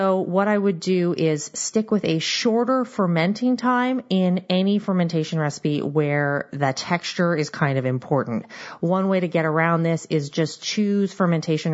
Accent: Seattle, Washington, United States; I am from the Seattle area and we have a lot of knowledge of crab and salmon

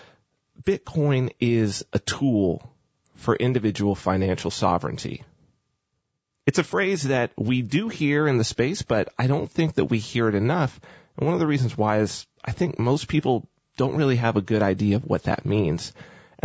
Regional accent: United States; myself being American

